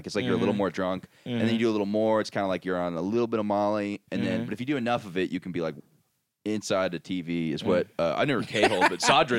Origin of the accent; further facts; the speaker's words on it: Orlando, Florida, United States; now in New York, United States; growing up in Orlando